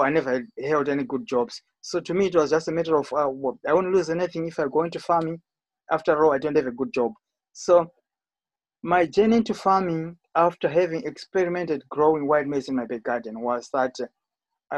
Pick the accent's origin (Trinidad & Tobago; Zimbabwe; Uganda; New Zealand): Zimbabwe; moved away as an adult; also born or lived in Tottenham, London / Essex; now in United Kingdom; I was born in Zimbabwe and I came over to the UK sometime in the early 90s. And to me, when I was in Zimbabwe, I grew up eating white maize